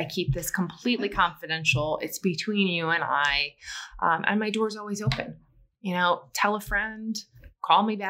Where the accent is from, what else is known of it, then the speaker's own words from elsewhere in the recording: Midwest, United States; I'm from the Midwest